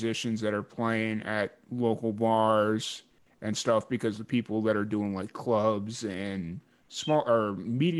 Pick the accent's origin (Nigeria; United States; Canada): United States; Chicago, Illinois; I grew up in Chicago or south suburbs of Chicago